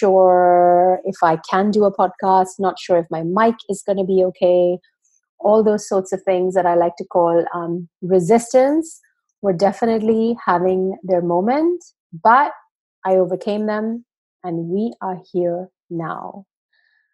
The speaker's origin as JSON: {"language": "English", "town": "Pune", "region": "Maharashtra", "country": "India", "tie": "born or raised there", "said": "I grew up in India in a town called Pune."}